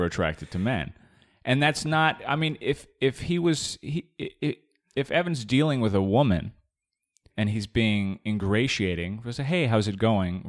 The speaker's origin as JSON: {"language": "English", "region": "Arizona", "country": "United States", "tie": "born or raised there", "said": "I grew up in Arizona"}